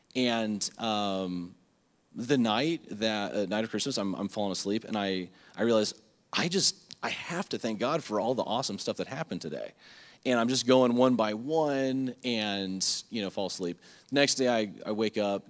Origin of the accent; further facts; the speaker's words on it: Lake Worth, Florida, United States; back at home growing up in Lake Worth